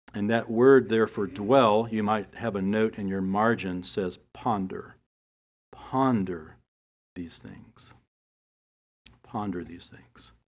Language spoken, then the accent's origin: English; United States; us here as Americans, especially as American Christians